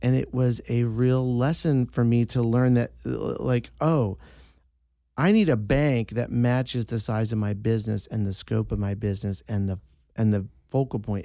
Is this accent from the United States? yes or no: yes; East Coast, United States; moved away; I'm from the East Coast. It's a small Sicilian family.